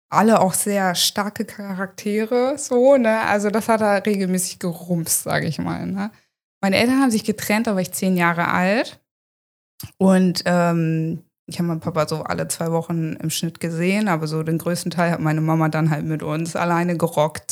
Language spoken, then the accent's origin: German; Hanover, Lower Saxony, Germany; moved away as an adult; now in Friesland, Germany; ich komme ja wie gesagt aus Hannover ursprünglich und habe da auch immer gelebt